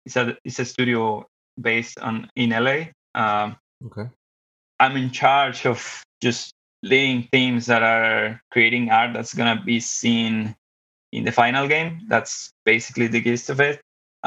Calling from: Monterrey, Nuevo León, Mexico; I'm calling from the meat capital of Mexico, Monterrey, Nuevo León.

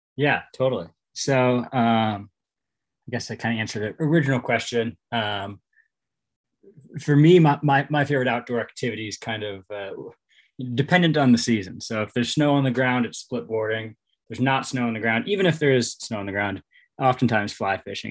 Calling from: Louisville, Colorado, United States; I'm calling from uh, sunny Louisville, Colorado.

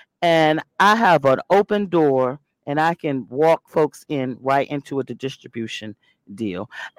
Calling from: Alexandria, Virginia, United States; First of all … I'm tuned in from Alexandria, Virginia.

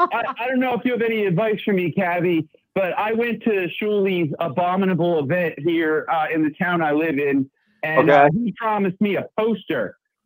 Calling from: Pottstown, Pennsylvania, United States; I'm in Pottstown, Pennsylvania. I'm about 45 minutes outside of Philly.

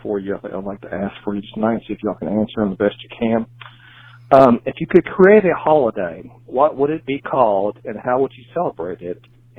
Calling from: Benton, Kentucky, United States; Calling from Benton, Kentucky

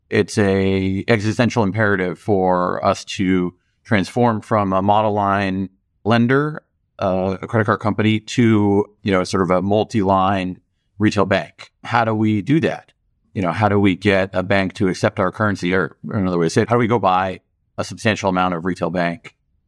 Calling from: Los Angeles, California, United States; I'm home here in my house in Los Angeles at the moment.

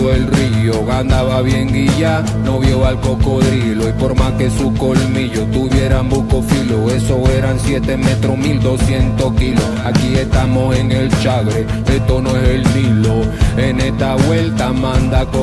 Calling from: Panama; desde Panamá y estamos sonando acá por Radio Mandinga

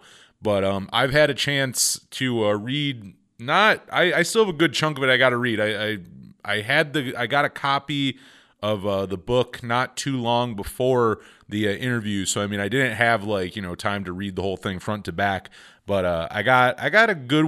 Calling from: Jamestown, New York, United States; he saw my 716 area code and saw I was calling from Jamestown.

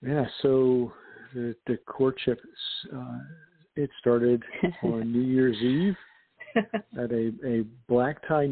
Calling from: Philadelphia, Pennsylvania, United States; I'm calling from a firehouse in Philadelphia.

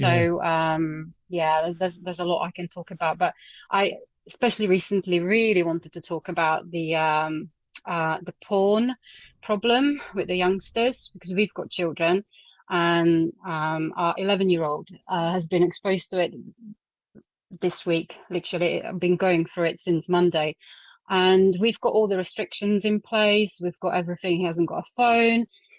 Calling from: Surrey, South East England, United Kingdom; I'm in Surrey.

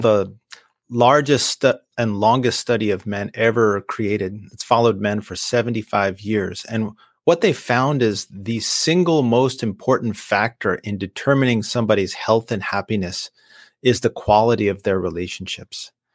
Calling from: East Bay, Northern California, United States; I'm calling from the East Bay of Northern California

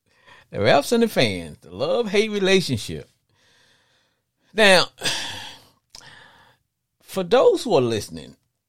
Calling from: Texas, United States; But I'm calling from Texas. That's where I'm located.

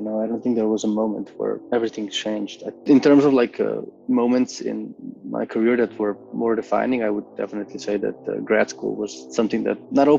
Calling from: Ljubljana, Slovenia; Hi, yes, I am dialing from Ljubljana, from my studio here in Bežigrad.

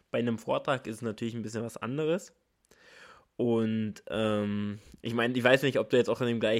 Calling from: Jena, Thuringia, Germany; ich bin aus Jena zugeschaltet

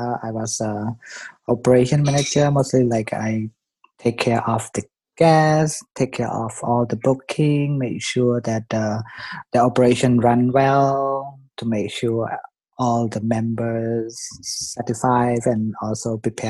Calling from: Frankfurt, Hesse, Germany; I'm calling from Frankfurt, Germany.

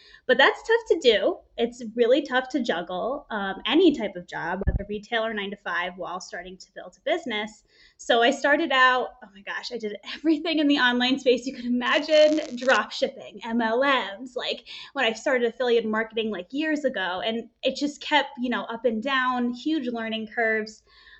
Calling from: Los Angeles, California, United States; Calling from California, good old Los Angeles.

